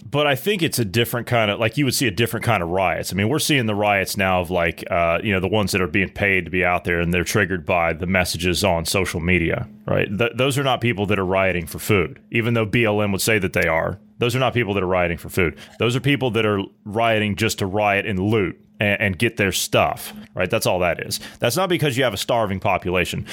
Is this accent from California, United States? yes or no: no; Ohio, United States; my residents there of Ohio, okay? right? That's my home state